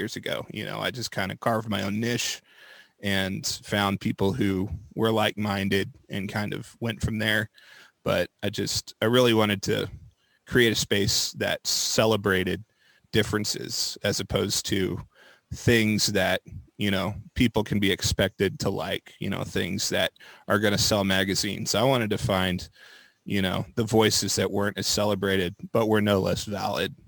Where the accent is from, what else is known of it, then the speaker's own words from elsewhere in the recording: Moore, Oklahoma, United States; I was born in Oklahoma City, raised in Moore, and I've just kind of bounced around the metro pretty much my whole life